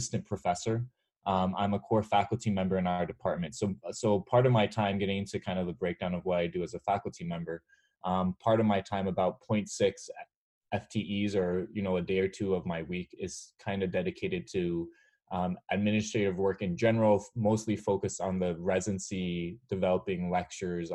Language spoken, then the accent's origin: English; United States; also born or lived in New York area / Western Massachusetts / Montreal, Canada; I grew up in the New York area and then in Western Massachusetts